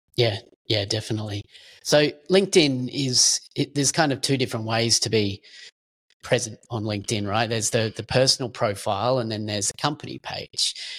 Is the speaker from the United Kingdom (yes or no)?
no; Australia; we're both Australian